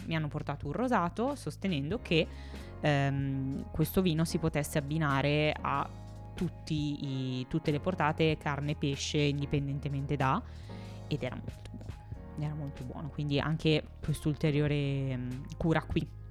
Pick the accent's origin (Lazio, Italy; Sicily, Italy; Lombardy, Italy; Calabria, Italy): Lombardy, Italy; Milan; siamo nati entrambi a Milano